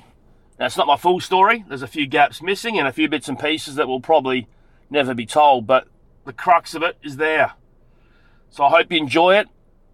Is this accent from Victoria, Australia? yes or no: yes; Frankston, Victoria, Australia; It looks like I was born in Frankston, Victoria in 1971. And my brother was born in 73. So we grew up in Frankston.